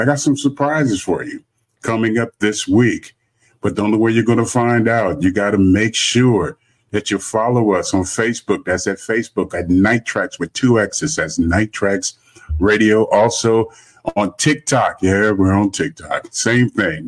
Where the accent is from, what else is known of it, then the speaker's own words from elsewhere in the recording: Los Angeles, California, United States; now in Houston, United States; I'm originally from Los Angeles.